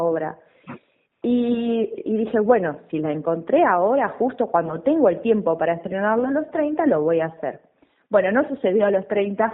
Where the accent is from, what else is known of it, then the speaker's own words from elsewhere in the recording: west of Buenos Aires Province, Argentina; yo soy del oeste, de la provincia de Buenos Aires